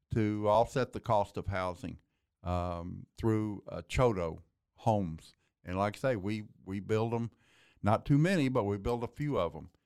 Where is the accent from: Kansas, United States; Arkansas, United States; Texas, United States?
Texas, United States; Waco; also born or lived in Kaufman, Texas; born and raised in Waco